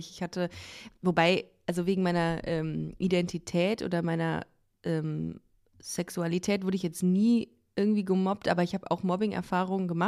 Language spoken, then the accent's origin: German; Düsseldorf, North Rhine-Westphalia, Germany; ich komme aus Düsseldorf.